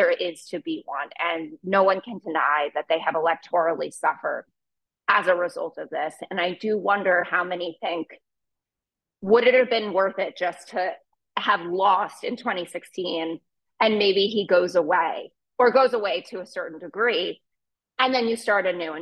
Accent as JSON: {"language": "English", "region": "New York", "country": "United States", "said": "as a New Yorker"}